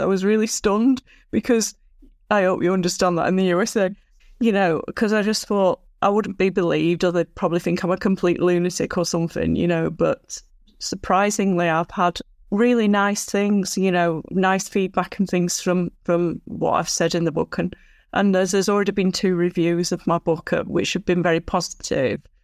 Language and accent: English; Blackburn, North West England, United Kingdom; also born or lived in Lake District, Cumbria; I was born in Lancashire, U K, in Blackburn, Lancashire